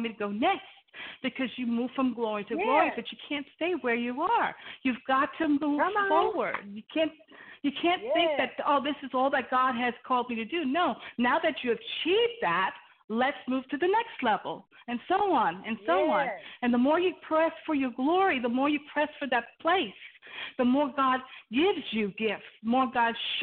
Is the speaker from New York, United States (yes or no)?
yes; Long Island, New York, United States; I'm born and raised in New York and Long Island, Puerto Rican background